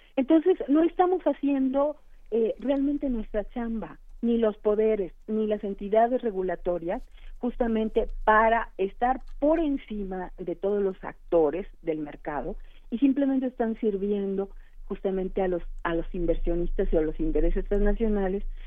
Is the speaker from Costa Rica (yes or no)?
no; Mexico